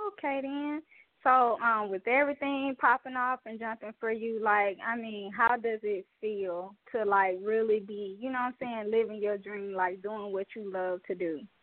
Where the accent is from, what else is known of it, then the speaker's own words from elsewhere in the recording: Mobile, Alabama, United States; all the way from Mobile, Alabama, my hometown